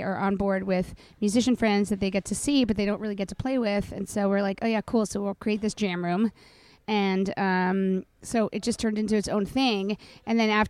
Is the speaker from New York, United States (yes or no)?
yes; New York City, New York, United States; Sean and I grew up in the Dakota. We grew up in, obviously, his dad's building and John Lennon's building